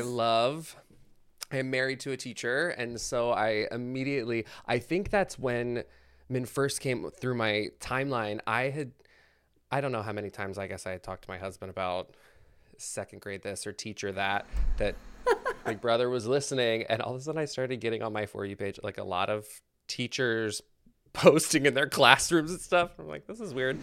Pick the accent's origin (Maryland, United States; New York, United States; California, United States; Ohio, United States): Maryland, United States; moved away; I'm originally from Maryland, and the Ren Fair there was huge